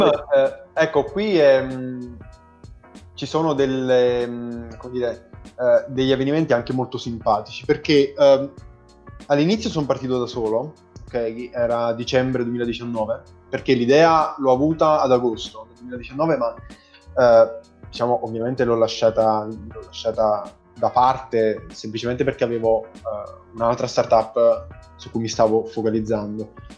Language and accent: Italian; Caserta, Campania, Italy; Io sono di Caserta